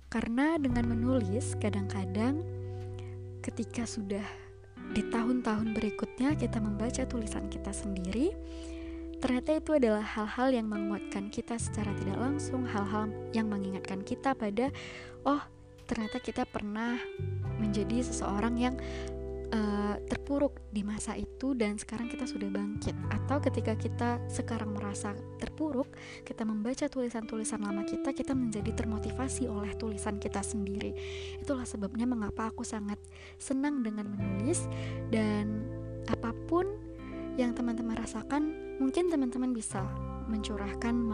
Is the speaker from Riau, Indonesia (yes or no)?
yes; Kandis, Riau, Indonesia; also born or lived in Pekanbaru; Aku lahir di Kandis 17 Juni